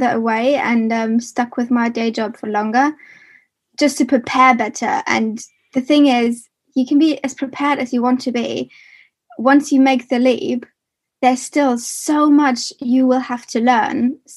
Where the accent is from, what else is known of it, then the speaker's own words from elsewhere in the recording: Germany; moved away as an adult; now in United Kingdom; I am originally from Germany, and I moved to the UK in 2014